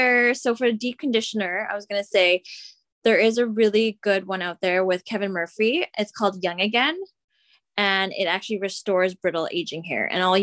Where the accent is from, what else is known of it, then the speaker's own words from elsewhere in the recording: Philippines; So say for myself, I'm Filipino.